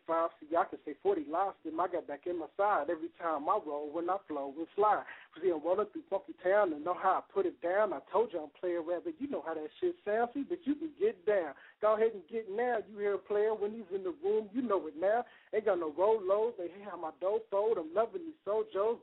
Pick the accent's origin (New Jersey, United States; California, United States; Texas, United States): Texas, United States; Fort Worth; I'm from Texas